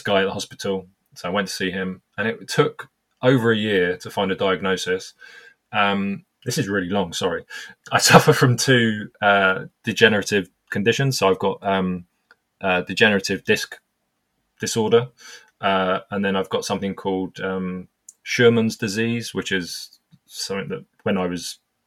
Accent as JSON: {"language": "English", "country": "United Kingdom", "said": "I'm obviously British."}